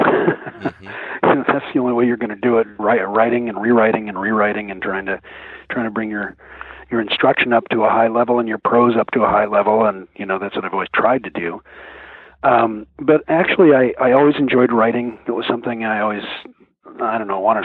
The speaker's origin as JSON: {"language": "English", "town": "Mercer Island", "region": "Washington", "country": "United States", "tie": "born or raised there", "said": "I grew up on Mercer Island"}